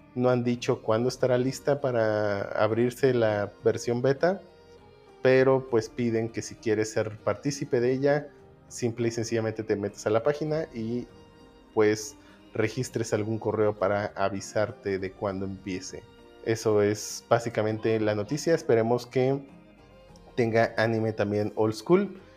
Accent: Mexico; nosotros que somos mexicanos

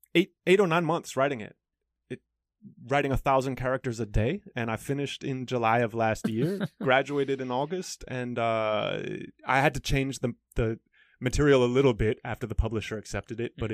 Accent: United States; moved away as an adult; also born or lived in Stockholm, Sweden / Philadelphia, United States / Chicago, United States / China; now in Taiwan; I was born in Stockholm, uh, but I grew up in Philadelphia and Chicago.

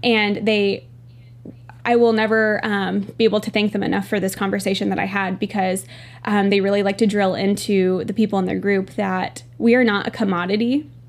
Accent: Northern California, United States; I'm from Northern California

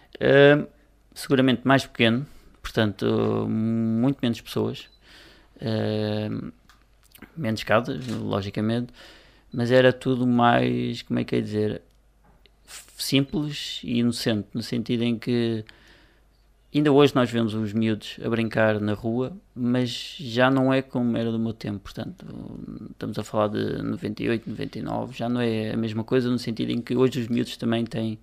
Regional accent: Cardosas, Lisbon, Portugal; não fui forçado a sair da minha terra, portanto continuo a residir, nasci, e continuo a residir na freguesia

